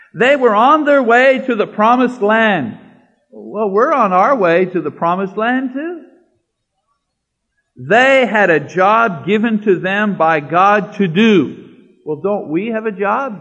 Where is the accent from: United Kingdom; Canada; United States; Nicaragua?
Canada; moved away; I'm Canadian